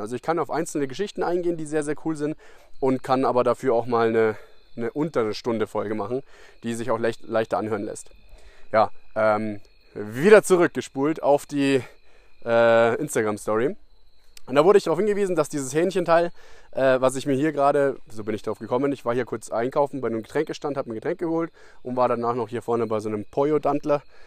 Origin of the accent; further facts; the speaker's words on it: Germany; als Deutscher